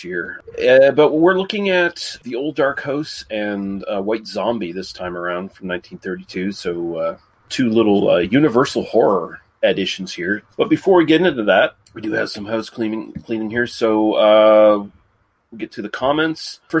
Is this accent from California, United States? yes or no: no; Kankakee, Illinois, United States; I'm actually from Kankakee, which is mentioned in the song, I guess.